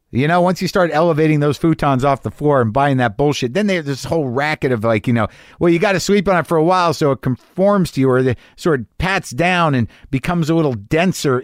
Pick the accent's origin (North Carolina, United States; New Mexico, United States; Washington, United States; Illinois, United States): New Mexico, United States; Albuquerque; moved away; I grew up in New Mexico and Albuquerque